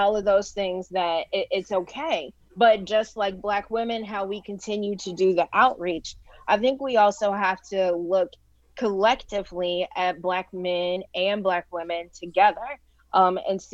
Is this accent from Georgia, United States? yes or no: no; Gary, Indiana, United States; my hometown of Gary